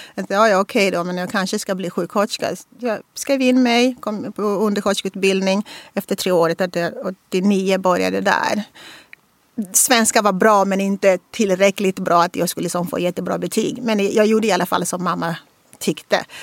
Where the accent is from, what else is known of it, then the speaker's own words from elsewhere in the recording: Angola; Swedish is a second language; moved away as an adult; now in Sweden; komma från Angola